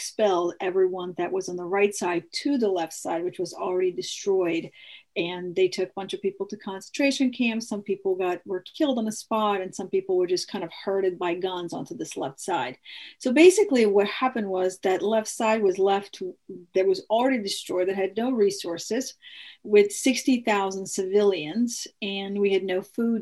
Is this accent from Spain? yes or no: no; Mostar, Federation of Bosnia and Herzegovina, Bosnia & Herzegovina; moved away; I'm originally from Bosnia, and if you remember in early 90s, there was a genocide there. And my city of Mostar